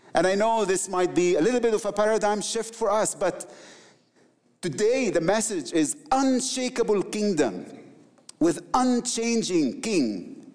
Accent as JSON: {"language": "English", "country": "Egypt", "said": "I'm from the Middle East, the Coptic people, my people"}